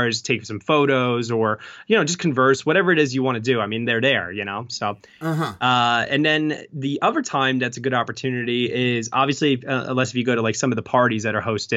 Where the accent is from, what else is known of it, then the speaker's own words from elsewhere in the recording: New York, United States; I'm a New Yorker